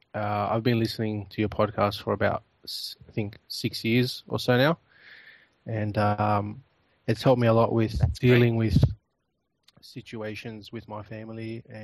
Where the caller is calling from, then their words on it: Australia; I'm calling from Australia.